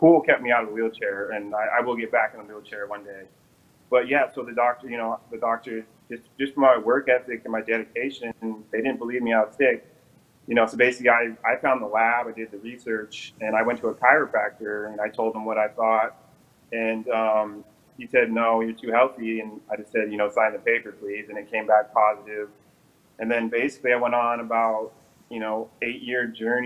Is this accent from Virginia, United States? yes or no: no; Eastern Washington, United States; I was born and raised in Eastern Washington